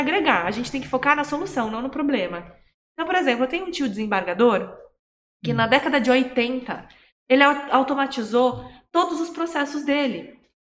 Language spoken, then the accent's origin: Portuguese; Campinas, São Paulo, Brazil; eu sou campineira e morava em São Paulo